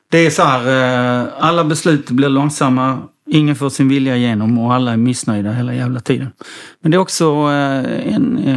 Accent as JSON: {"language": "Swedish", "town": "Helsingborg", "region": "Skåne", "country": "Sweden"}